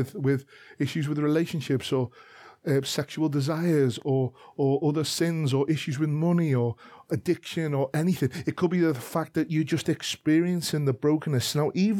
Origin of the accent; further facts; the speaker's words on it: Liverpool, North West England, United Kingdom; I am a Scouser from Liverpool.